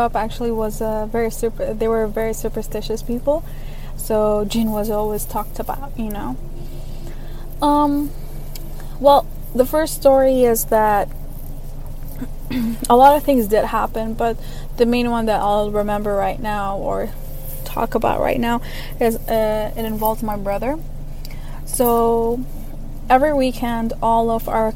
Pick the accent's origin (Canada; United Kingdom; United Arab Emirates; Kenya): United Arab Emirates; Dubai; I am from Dubai, the United Arab Emirates